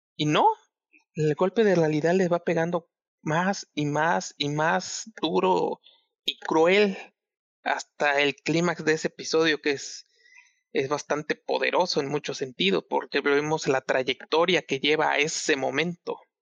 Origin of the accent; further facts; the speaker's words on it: Chiapas, Mexico; yo soy de Chiapas